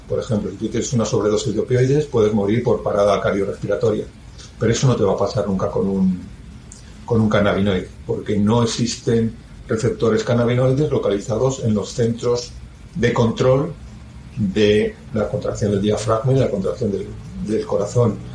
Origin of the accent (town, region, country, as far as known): Spain